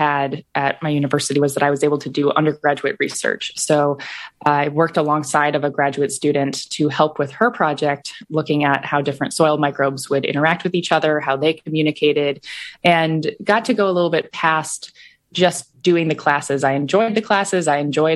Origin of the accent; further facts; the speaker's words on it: Iowa, United States; I grew up in Iowa